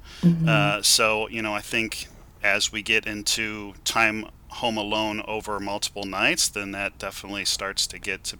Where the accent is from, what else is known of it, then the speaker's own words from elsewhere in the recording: St. Louis, Missouri, United States; now in Edwardsville, United States; I grew up in St. Louis, but I live over in Edwardsville.